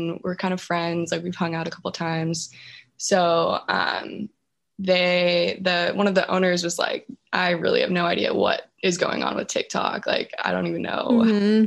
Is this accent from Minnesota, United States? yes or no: no; California, United States; moved away as an adult; also born or lived in Washington; now in Jacksonville, United States; I grew up in California, but I moved up to Washington to go to the University of Washington